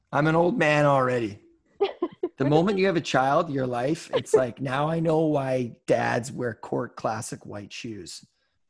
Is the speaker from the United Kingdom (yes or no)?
yes; Scotland, United Kingdom; Like I'm Scottish. So, you know, you can't just meet one Scottish person and be like, well, I guess they're all fucking cheap then.